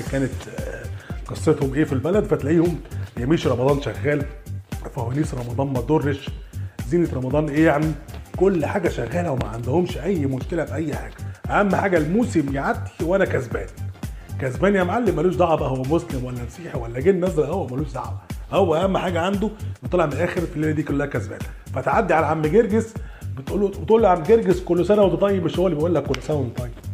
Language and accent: Arabic; Egypt; احنا كمصريين